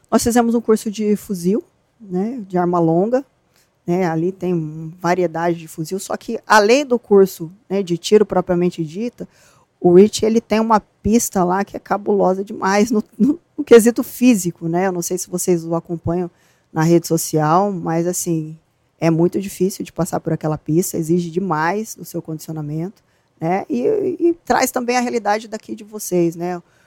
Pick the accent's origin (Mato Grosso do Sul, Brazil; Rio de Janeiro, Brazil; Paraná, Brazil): Mato Grosso do Sul, Brazil; Campo Grande; also born or lived in Presidente Venceslau, São Paulo / Ivinhema, Mato Grosso do Sul; Eu nasci em Presidente Venceslau, mas só nasci, né, aí morei até meus doze anos em Vinhema, que é uma cidade trezentos quilômetros de Campo Grande, e depois já fomos pra Campo Grande.